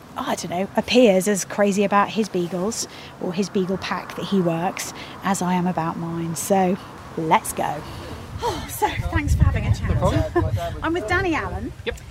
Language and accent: English; Petersfield, South East England, United Kingdom; I'm from Petersfield